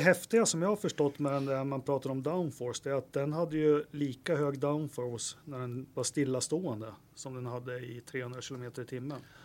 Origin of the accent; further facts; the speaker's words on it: Västerås, Västmanland, Sweden; jag är från Västerås